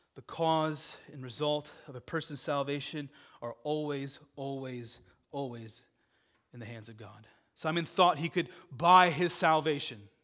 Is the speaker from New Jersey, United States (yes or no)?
no; Dubuque, Iowa, United States; I grew up in Dubuque, Iowa.